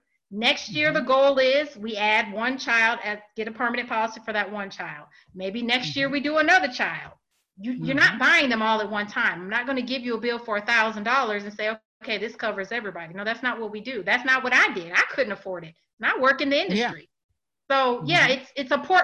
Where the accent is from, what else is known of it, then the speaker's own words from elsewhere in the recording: Illinois, United States; now in Georgia, United States; I'm from Illinois. I do a lot of consultations in Illinois, a lot. That's my hometown